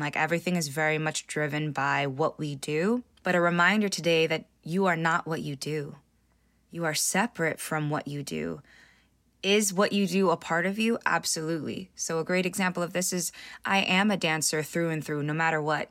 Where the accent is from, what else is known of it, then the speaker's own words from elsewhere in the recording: California, United States; I was born in the States, in California